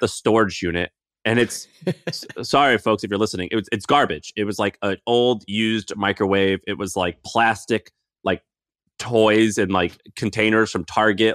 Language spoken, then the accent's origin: English; Missouri, United States; moved away; I grew up in Missouri